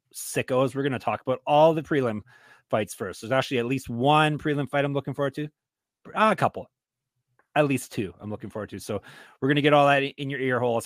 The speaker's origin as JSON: {"language": "English", "country": "Canada", "said": "I'm Canadian"}